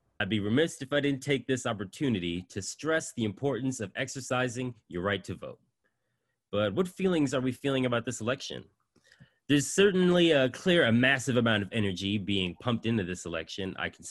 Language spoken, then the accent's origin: English; New York City, New York, United States; I hail from Brooklyn, New York